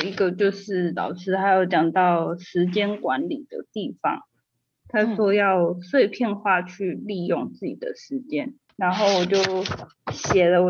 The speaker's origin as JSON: {"language": "Chinese", "region": "Kaohsiung", "country": "Taiwan", "said": "我是高雄人。"}